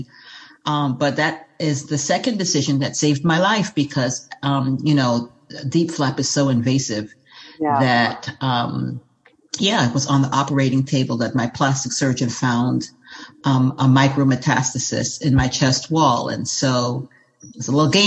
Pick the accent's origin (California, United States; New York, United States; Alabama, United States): New York, United States; New York City; I'm from New York City